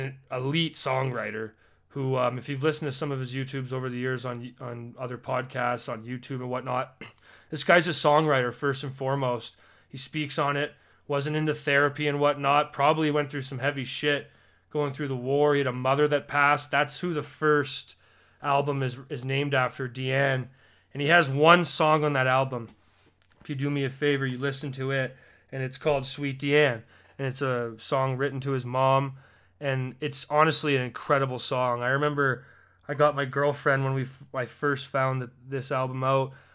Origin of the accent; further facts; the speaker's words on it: Alberta, Canada; as a Canadian